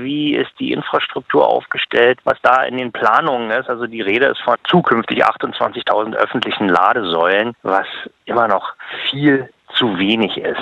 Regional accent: Germany; als Deutscher

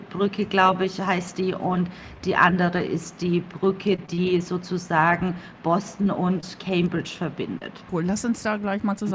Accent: Coburg, Bavaria, Germany; now in United States; Ich komme aus Coburg. Mhm. Also ich bin eine kleine Fränkin.

